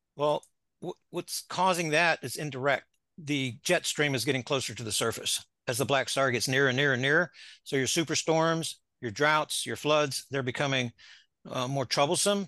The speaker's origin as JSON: {"language": "English", "region": "Florida", "country": "United States", "moved": "as an adult", "lives_now": "Ozarks, United States", "said": "Went back to Florida, my home, and then relocated here in March of two thousand twenty"}